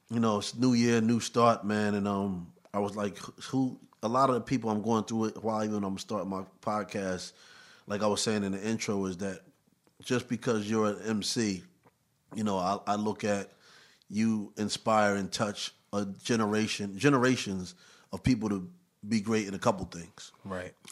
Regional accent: New York City, New York, United States; I mean, growing up in Harlem for me was fun.

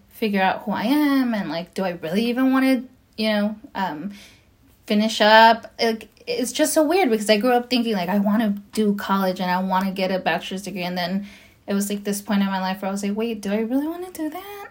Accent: Los Angeles, California, United States; also born or lived in Nayarit, Mexico; now in Whittier, United States; I was brought to the states when I was three years old, about to be four, and um, and I've lived in Los Angeles ever since. Um, and I just I grew up in Los Angeles

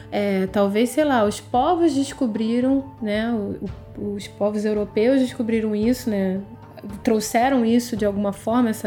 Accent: Brazil; a minha relação como brasileira com o meu país, com a minha cultura

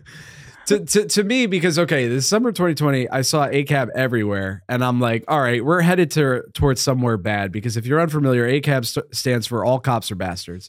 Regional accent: Northeast, United States; I grew up in the Northeast as a fat boy

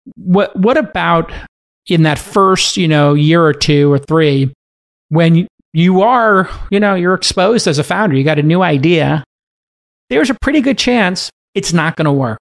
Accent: New York, United States; in New York, my hometown.

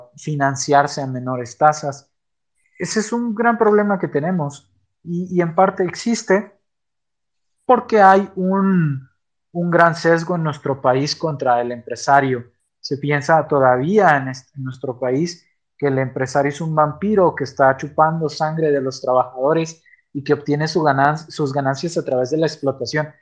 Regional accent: Mexico; como mexicanos

